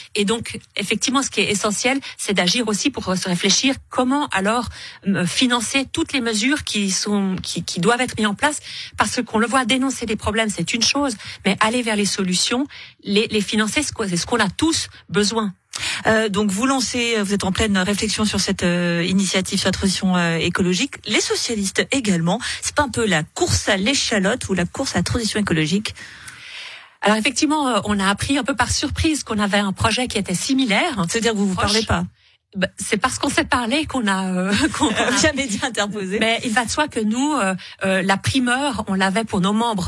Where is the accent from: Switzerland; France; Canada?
Switzerland; en tant que Suisse